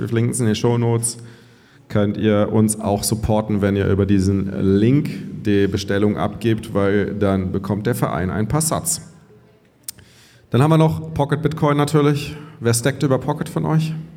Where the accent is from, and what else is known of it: Cologne, North Rhine-Westphalia, Germany; moved away; also born or lived in Bavaria